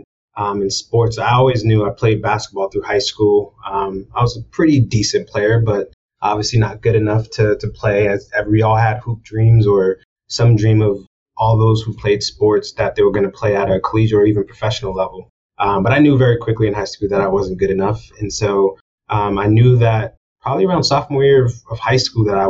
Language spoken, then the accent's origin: English; Boston, Massachusetts, United States; moved away as an adult; also born or lived in New York City; Being born and raised in Boston, Massachusetts